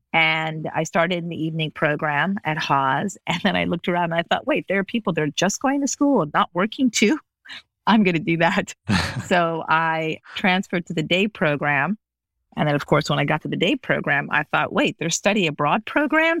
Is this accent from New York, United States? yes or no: no; Las Vegas, Nevada, United States; also born or lived in Los Angeles / Beirut; I grew up in Las Vegas.